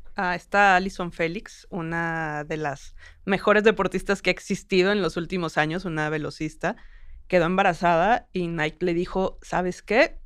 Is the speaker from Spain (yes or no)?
no; Mexico; como mujer mexicana